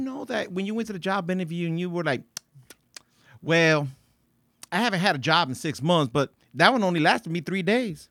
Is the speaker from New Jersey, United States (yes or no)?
yes; Paterson, New Jersey, United States; I grew up in Patterson